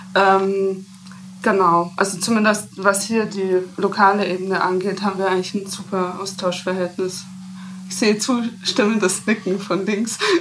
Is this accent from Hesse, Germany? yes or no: no; Rosenheim, Bavaria, Germany; ich bin ja äh, in Rosenheim aufgewachsen